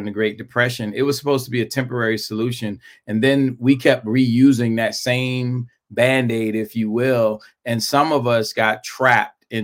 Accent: New York City, New York, United States; moved away; I grew up in Brooklyn, New York

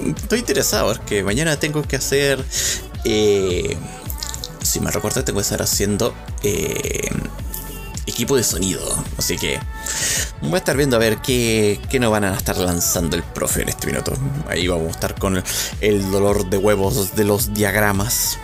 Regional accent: Chile; accent: Chilean; mi dialecto chileno salió un poco

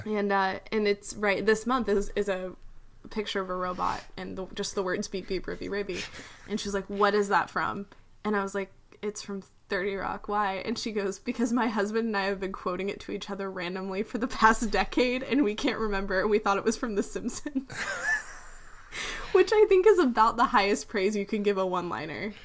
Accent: United States; as an American

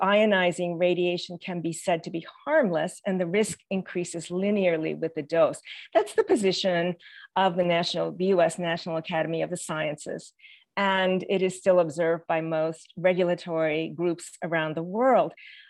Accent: Tokyo, Japan; I, as a US citizen growing up in Tokyo, Japan, in post-war base schools, often had classrooms in Quonset huts.

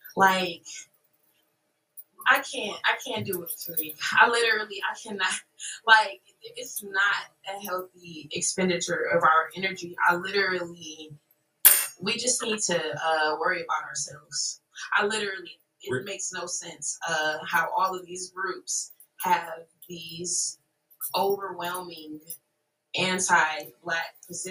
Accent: Ohio, United States

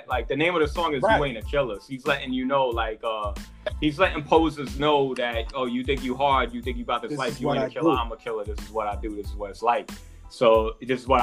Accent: New York City, New York, United States; now in Miami, United States; I'm from the Bronx

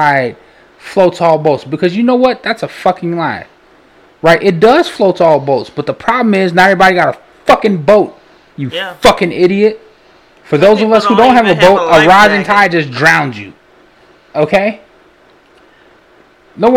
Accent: Chicago, Illinois, United States; we're from Illinois

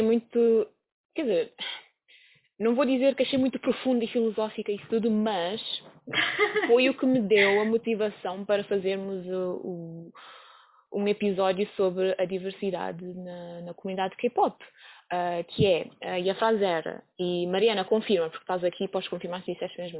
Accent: Cape Verde; moved away; eu sou de um país pequenino, sou de Cabo Verde

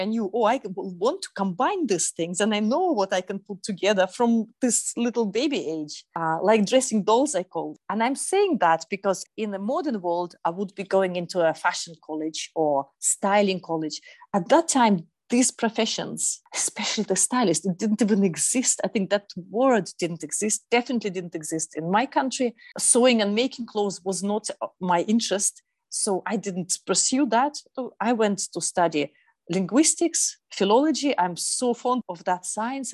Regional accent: Lake Baikal, Eastern Siberia, Russia; now in Berlin, Germany; I come from Eastern Siberia, it's a place of immense beauty, but also it's quite remote, where five hours flight east of Moscow, and that's where I was born in that part of Russia, actually on the biggest freshwater lake in the world, Lake Baikal.

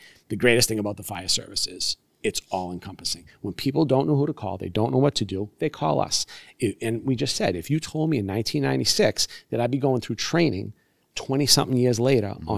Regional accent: Brockton, Massachusetts, United States; that's where I wanted to be, my hometown, born and raised

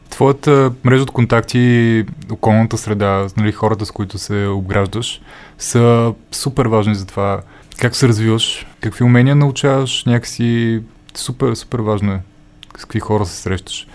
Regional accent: Stara Zagora, Stara Zagora Province, Bulgaria; moved away; Аз съм от Стара Загора, нали, там съм живял

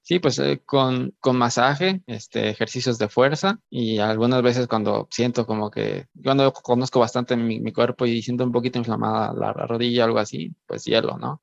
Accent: Michoacán, Mexico; moved away; yo no soy de aquí, yo soy de, yo soy yo soy de Michoacán

